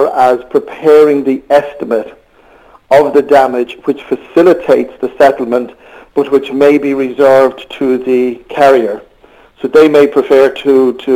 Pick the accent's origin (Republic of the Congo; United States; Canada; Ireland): Ireland; accent: Irish; moved away as an adult; also born or lived in Australia / United Kingdom; I'm not able to disguise the accent, so I am Irish, as most people will gather very quickly.